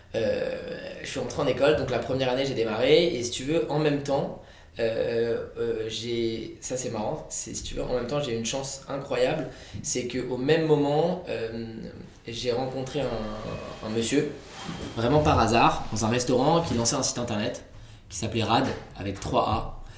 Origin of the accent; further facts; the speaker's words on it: Vincennes, Île-de-France, France; j'étais de Paris, enfin de banlieue de Vincennes